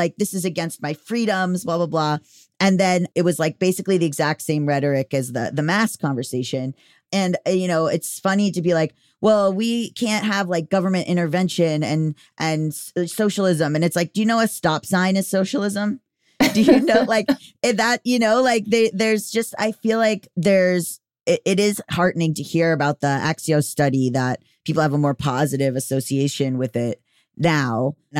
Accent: United States; I'm going to incur that debt from not having an airbag, which I don't want. And I'm an American.

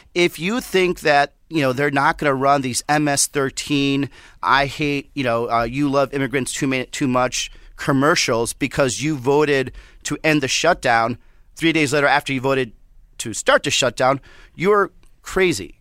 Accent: Southwest, United States; I'm from the Southwest

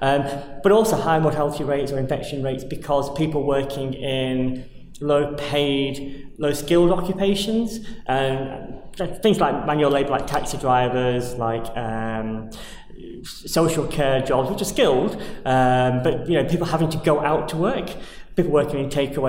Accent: the north of England, United Kingdom; also born or lived in Germany / United States / South Pacific; My own experience of growing up in the North has been nothing but positive.

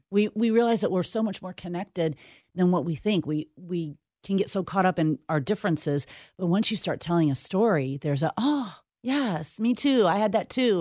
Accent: Midwest, United States; growing up in the Midwest

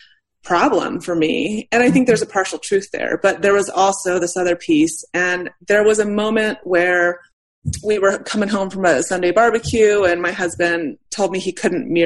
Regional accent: United States; I'm white, I'm straight, I'm American, I'm middle class.

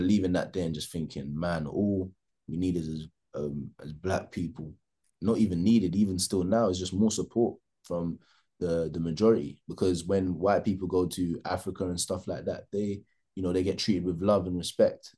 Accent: Jamaica; I'm Jamaican

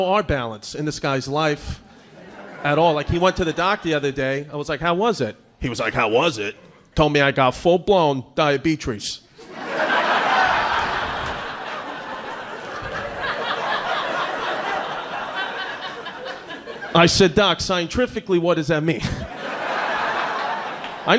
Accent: New York, United States; accent: New York; I'm from New York

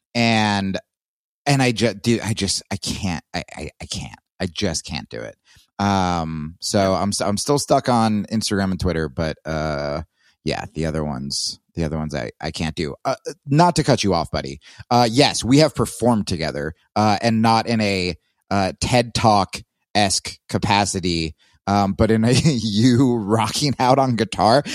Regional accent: Texas, United States; I'm from Texas

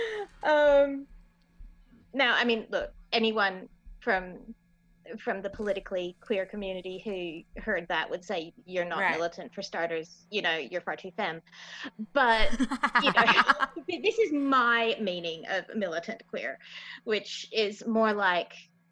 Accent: Victoria, Australia; also born or lived in Minnesota, United States; I am Australian and I am American

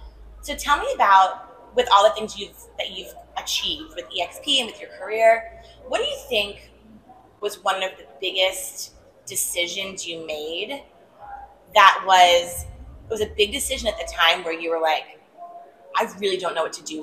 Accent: Maryland, United States; I'm from Maryland originally

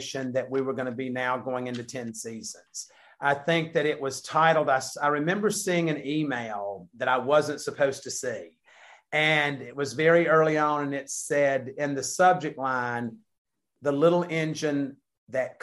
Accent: the South, United States; we're from the South.

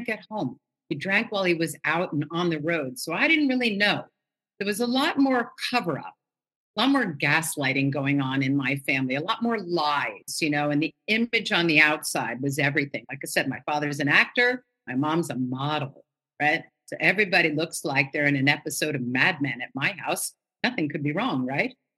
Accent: New York City, New York, United States; I grew up in Manhattan in New York City

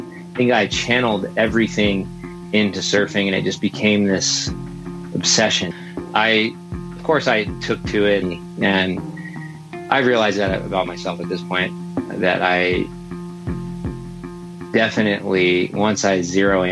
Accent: Laguna Beach, California, United States; I grew up in Laguna Beach

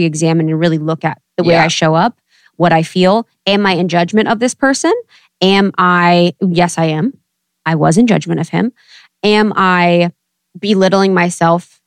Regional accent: Ohio, United States; also born or lived in Chicago / New York; now in Los Angeles, United States; growing up in Ohio and, you know, moving from Chicago to New York and finally

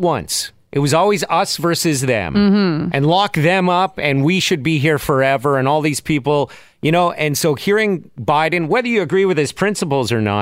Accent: Canada; I'm Canadian

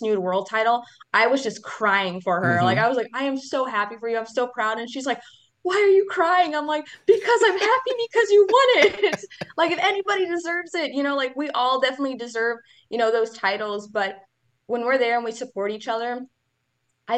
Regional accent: Leona, Wisconsin, United States; I am from a little town called Leona from Wisconsin

